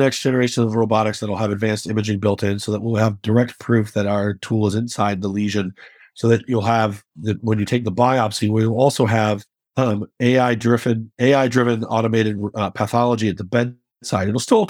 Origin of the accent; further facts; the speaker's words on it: Chicago, Illinois, United States; I will definitely be rooting for them because I'm a Chicagoan. I will always be anything that makes my city, you know, have a chance to throw a party, I'm in.